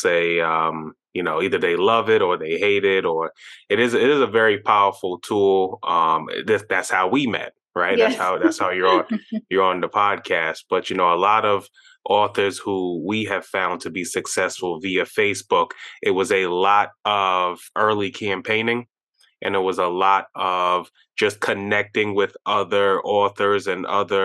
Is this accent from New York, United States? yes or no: yes; New York, United States; growing up in New York, you know, I had quite a bit of Jamaican, Trinidadian, Indian